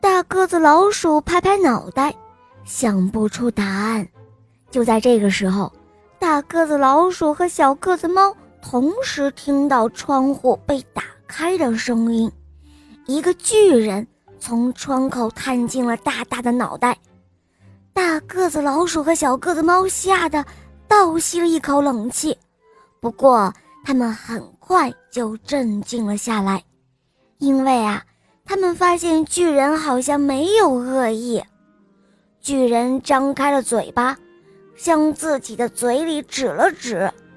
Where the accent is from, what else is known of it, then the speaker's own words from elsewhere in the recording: Shuozhou, Shanxi, China; 我来自山西省朔州市，我五岁了